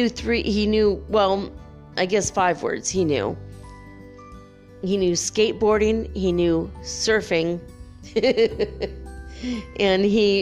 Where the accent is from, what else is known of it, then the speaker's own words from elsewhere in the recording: United States; I'm an American